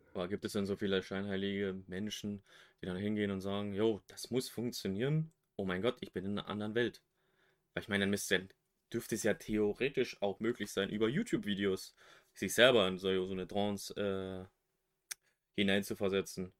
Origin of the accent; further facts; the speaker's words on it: West Germany, Germany; now in East Germany; bin geborener Wessi, wohne jetzt im Osten